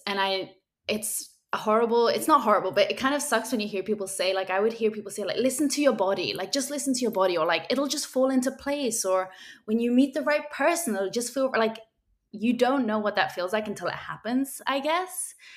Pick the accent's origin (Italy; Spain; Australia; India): Spain; I grew up in Spain